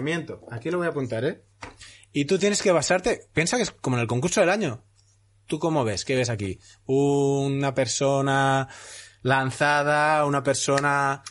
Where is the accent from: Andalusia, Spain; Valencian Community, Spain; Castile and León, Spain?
Valencian Community, Spain; Castellón de la Plana; yo soy de Castellón